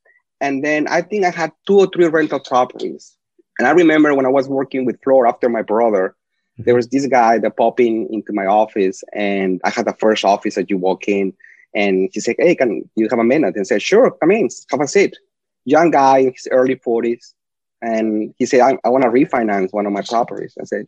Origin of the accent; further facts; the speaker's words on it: Lima, Peru; first language Spanish; English is a second language; moved away as an adult; also born or lived in El Paso, Texas / Houston, Texas; now in United States; born and raised in Miraflores